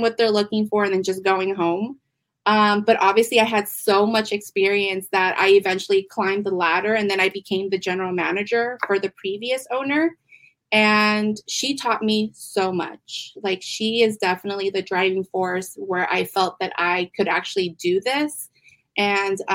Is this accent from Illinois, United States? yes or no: no; San Diego, California, United States; I am originally from San Diego, and I've always been in retail